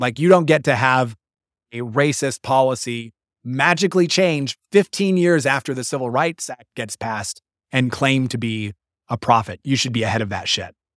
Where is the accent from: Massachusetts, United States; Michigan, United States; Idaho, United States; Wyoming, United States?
Wyoming, United States; moved away; I'm taught this as a little polygamous, Mormon polygamous boy growing up in Wyoming